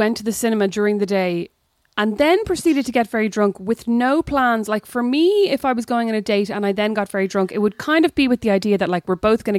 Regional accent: Kildare, Leinster, Ireland; I grew up in Kildare, so I wasn't Academy adjacent.

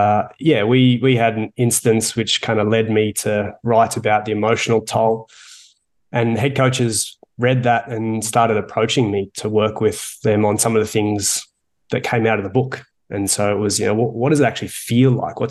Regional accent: Melbourne, Victoria, Australia; accent: Australian; moved away as an adult; now in Toronto, Canada; I'm from Melbourne originally. I moved here in 2009

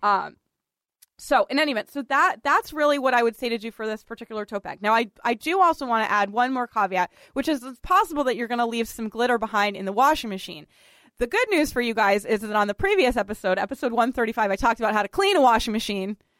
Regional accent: Boston, Massachusetts, United States; moved away as an adult; now in New York City, United States; Richard and I are both from Boston, and we have we often talk about you know our sort of love of growing up in Boston

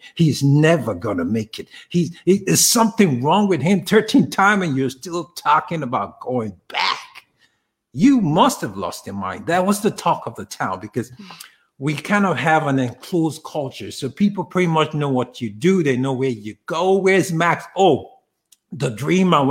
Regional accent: Nigeria; now in United States; I grew up in Africa, to be more specific. I grew up in Nigeria

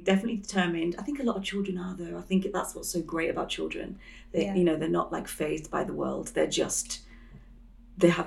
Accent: Yorkshire and the Humber, United Kingdom; now in London, United Kingdom; I grew up in the countryside, well, yeah, North Yorkshire, so it's quite countryside heavy

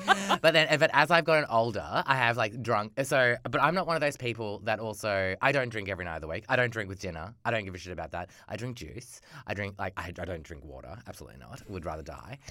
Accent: Australia; being an Australian, like, a, a young person in Australia growing up

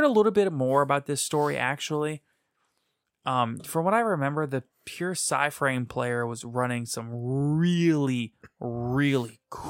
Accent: Louisiana, United States; we're from Louisiana.

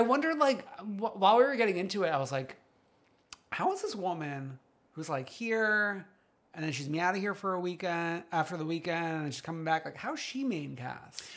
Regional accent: New York City, New York, United States; an expert from Staten Island

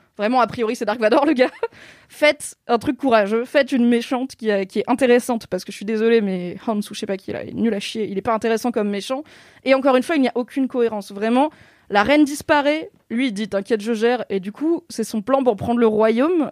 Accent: Alsace, Grand Est, France; accent: Alsatian; J'ai le droit de faire l'accent alsacien, je suis alsacienne

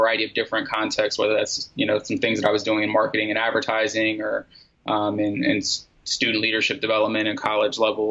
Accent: United States; as an American

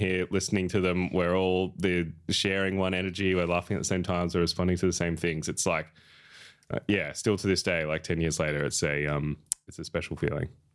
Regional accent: Echuca, Victoria, Australia; moved away as an adult; now in Melbourne, Australia; I'm very happy to have grown up there

